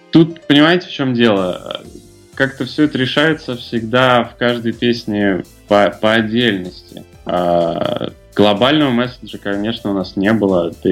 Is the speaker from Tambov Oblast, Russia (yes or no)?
yes; Tambov, Tambov Oblast, Russia; moved away; А, я сам не из Москвы, и, в принципе, из маленького города тоже, я не думаю, сильно он отличается от э, белорусских городов, я из Тамбова. Я очень хотел уехать все детство.